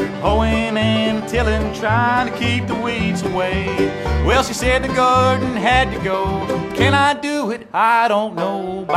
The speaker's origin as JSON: {"language": "English", "town": "Columbia", "region": "South Carolina", "country": "United States", "tie": "born or raised there", "said": "I named it after the street I grew up on down in Columbia, South Carolina"}